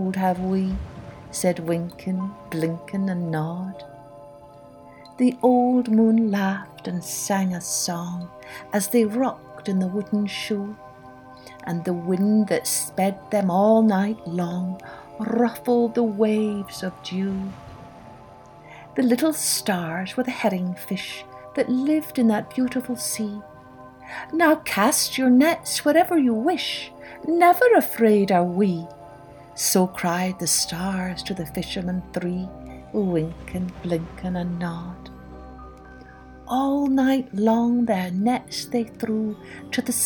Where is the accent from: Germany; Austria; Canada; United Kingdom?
United Kingdom; Scotland; I grew up in Scotland, which is an island, and so I was always surrounded by the sea.